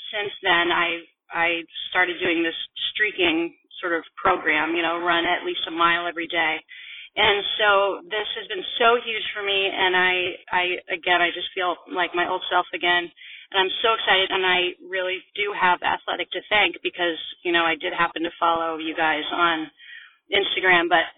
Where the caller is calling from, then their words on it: Vermont, United States; I'm calling from Vermont